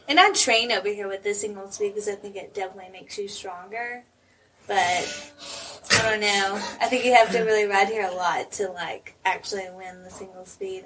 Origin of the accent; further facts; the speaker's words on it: Knoxville, Tennessee, United States; I'm from Knoxville, so I'm two hours away